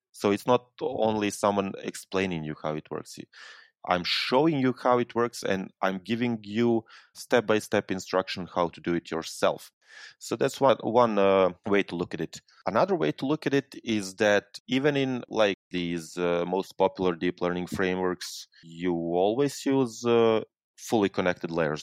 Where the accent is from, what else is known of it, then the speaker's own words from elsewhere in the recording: Serbia; I'm coming from Serbia. It's a small country in southeastern Europe, just north of Greece.